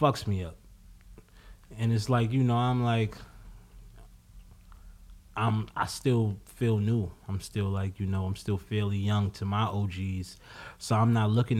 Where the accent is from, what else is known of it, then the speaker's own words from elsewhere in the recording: New York City, New York, United States; I'm from Harlem. Like, I'm from the hood